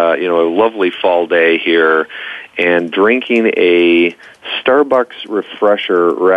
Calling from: Ontario, Canada; I was rooting for my Toronto Blue Jays, so I'm sitting in a community north of the city.

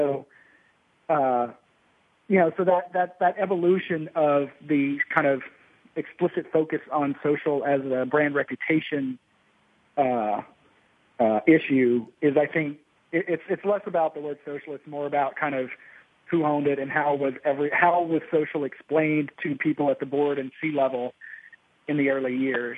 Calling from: Austin, Texas, United States; I'm in Austin, Texas

